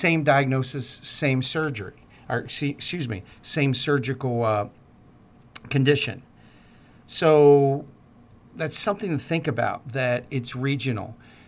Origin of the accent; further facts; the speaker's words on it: Baltimore, Maryland, United States; I'm from Baltimore, and they had Johns Hopkins there.